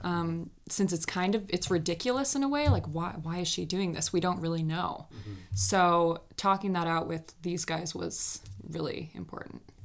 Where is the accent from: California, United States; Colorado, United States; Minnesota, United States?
Minnesota, United States; Minneapolis; also born or lived in New York; I grew up in Minneapolis